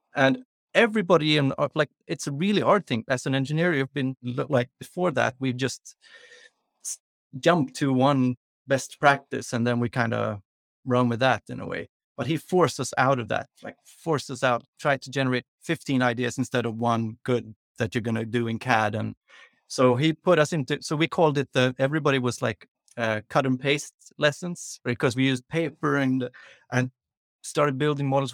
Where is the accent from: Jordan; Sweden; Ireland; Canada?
Sweden; also born or lived in London, United Kingdom; We moved to London, so I grew up in London when I was, like, three, between three and six years old, uh, which men-, means that I started school earlier than we do in Sweden. So when I came to Swedish school